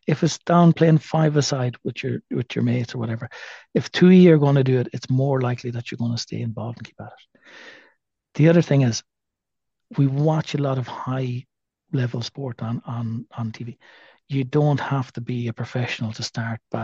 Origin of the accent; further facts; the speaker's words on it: Athlone, Westmeath, Ireland; now in Galway, Ireland; I'm a Westmead man. I'm an Athlone man